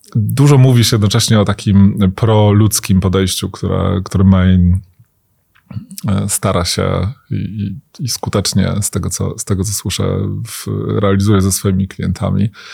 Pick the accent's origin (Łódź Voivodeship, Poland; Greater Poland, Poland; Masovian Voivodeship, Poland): Łódź Voivodeship, Poland; Łódź; jako rodowity łodzianin